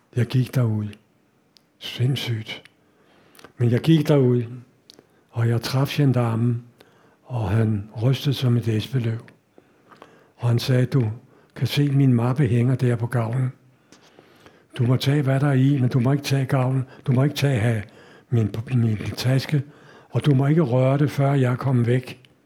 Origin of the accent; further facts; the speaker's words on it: Denmark; jeg kommer fra Danmark